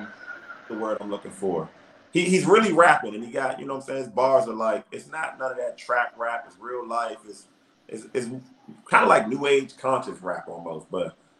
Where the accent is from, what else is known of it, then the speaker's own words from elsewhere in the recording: Kenner, Louisiana, United States; I'm from Kenner